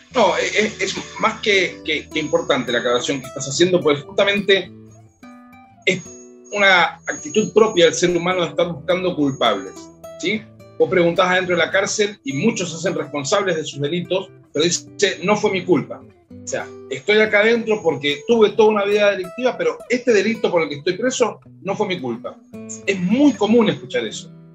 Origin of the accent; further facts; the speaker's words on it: Mendoza, Argentina; como mendocino, como hijo y como nieto de gente que trabajó la tierra